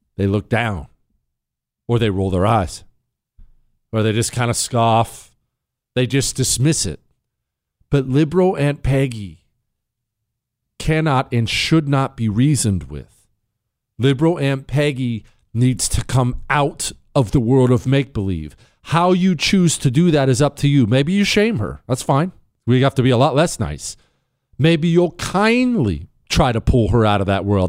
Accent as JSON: {"language": "English", "town": "Bozeman", "region": "Montana", "country": "United States", "tie": "born or raised there", "said": "I grew up in Bozeman, Montana. We moved to Montana when I was ten"}